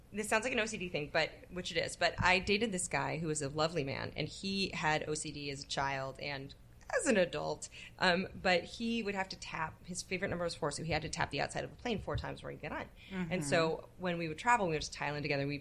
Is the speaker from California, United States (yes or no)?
yes; Bay Area, California, United States; So I grew up in the Bay Area.